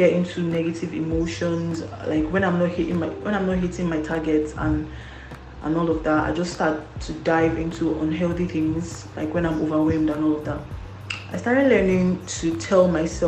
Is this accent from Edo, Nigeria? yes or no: no; Kwara, Nigeria; I'm from Kwara State.